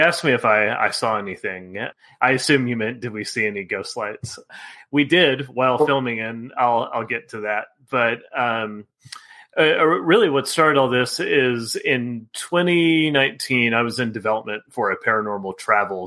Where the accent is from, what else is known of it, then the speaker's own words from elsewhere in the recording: Texas, United States; growing up in Texas